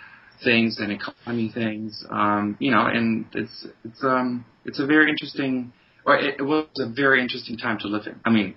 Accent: Bonn, North Rhine-Westphalia, Germany; moved away; I grew up in Bonn. That's the capital of West Germany.

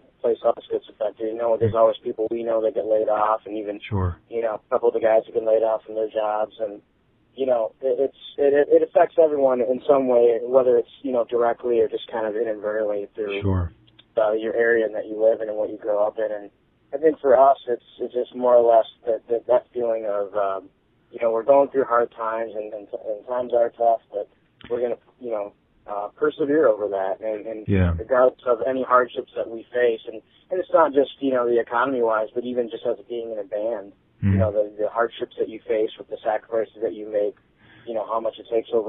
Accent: Detroit, Michigan, United States; we're from Detroit, Michigan

